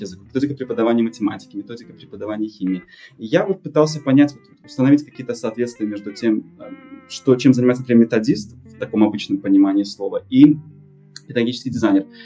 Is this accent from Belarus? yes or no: yes; Belarus; moved away as an adult; now in United States; Мой отец из России, но я в России был только дважды. Я из Беларуси